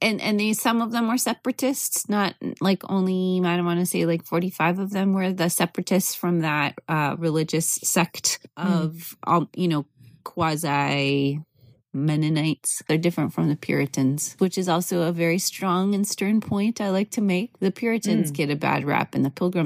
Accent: Midwest, United States; I was raised in the Midwest

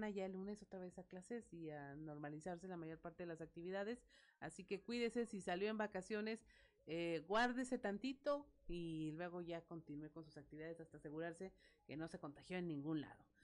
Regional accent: Mexico; Y pues bueno, como mexicanos tenemos que darnos cuenta de que las cosas no son así de, de sopetón.

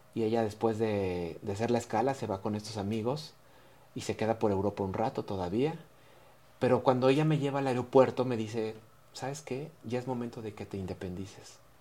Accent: Mexico; como mexicanos

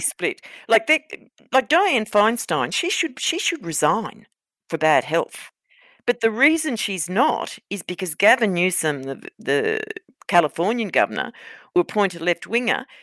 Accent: Queensland, Australia; I'm a Queenslander

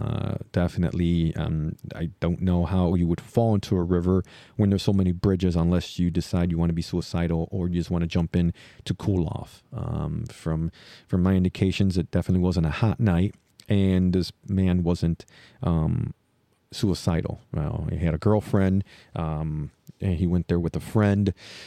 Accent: Chicago, Illinois, United States; I'm a Chicagoan, so I'm very interested about Chicago.

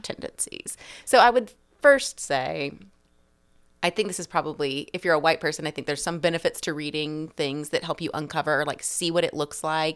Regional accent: the South, United States; the South where I'm from

